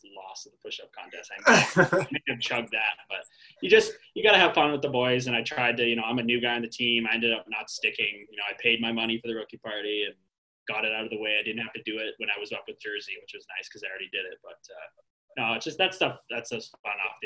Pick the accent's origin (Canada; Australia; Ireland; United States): Canada; Toronto, Ontario; my hometown, Toronto